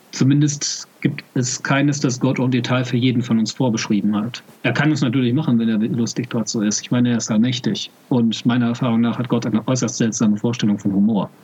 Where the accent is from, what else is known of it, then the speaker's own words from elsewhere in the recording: Germany; Ich sehe mich zwar als deutschen Katholiken